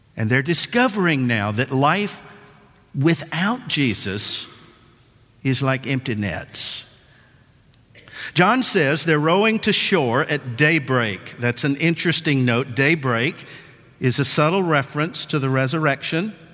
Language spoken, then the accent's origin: English; West Tennessee, United States; my dad and I grew up fishing in West Tennessee